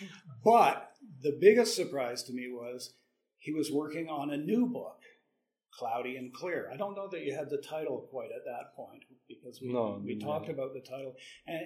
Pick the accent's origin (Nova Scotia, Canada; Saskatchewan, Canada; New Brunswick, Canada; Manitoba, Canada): Saskatchewan, Canada; Moose Jaw; moved away; also born or lived in Vancouver; I said, "Moose Jaw."